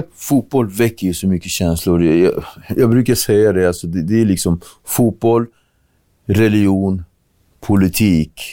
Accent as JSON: {"language": "Swedish", "country": "Cape Verde", "tie": "born or raised there", "moved": "yes", "lives_now": "Sweden", "said": "när jag var liten i Kap Verde"}